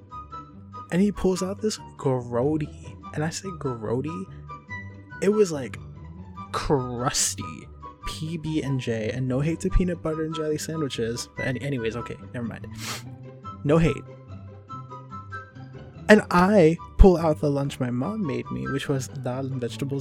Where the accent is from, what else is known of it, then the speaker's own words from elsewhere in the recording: New Jersey, United States; Living in America as an Indian person, being raised Indian in America